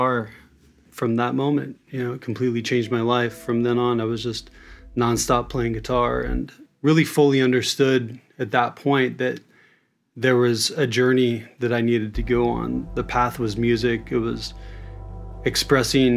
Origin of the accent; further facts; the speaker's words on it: Kansas City, Kansas, United States; moved away as an adult; now in San Francisco, United States; I grew up in Kansas City, born in Kansas City, Missouri, raised in Kansas City, Kansas